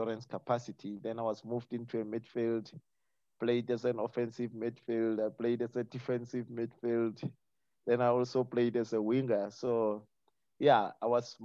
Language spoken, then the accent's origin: English; Pretoria, Gauteng, South Africa; moved away; also born or lived in Cape Town; growing up in Pretoria, the old Pretoria